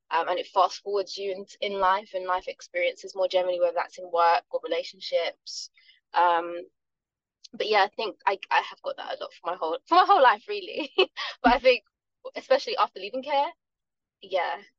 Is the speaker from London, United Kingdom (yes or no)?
yes; London, United Kingdom; I was born in South London. To parents that come from Jamaican descent